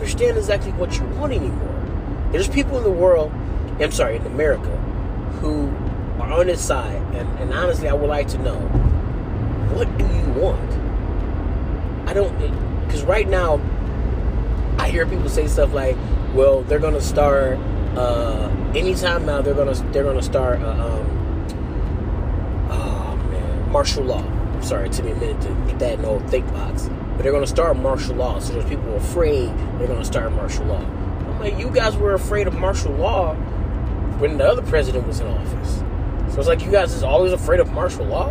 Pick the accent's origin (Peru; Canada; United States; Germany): United States; I'm American